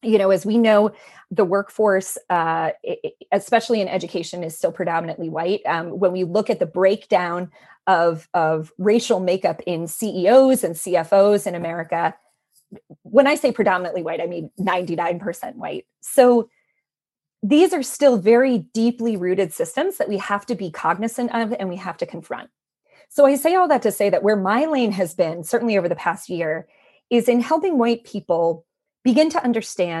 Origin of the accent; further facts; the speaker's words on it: Maine, United States; I grew up in Maine, which is, you know, one of the whitest states in the union.